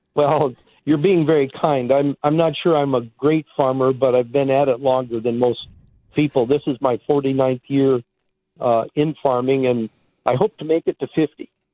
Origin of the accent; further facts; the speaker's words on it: Iowa, United States; moved away as an adult; now in Arizona, United States; I grew up in Iowa.